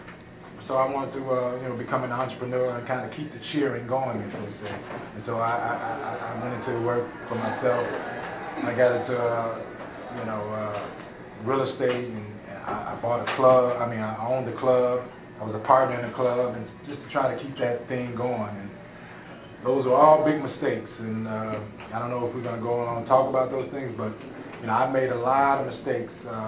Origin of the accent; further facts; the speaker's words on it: Chicago, Illinois, United States; I'm from Chicago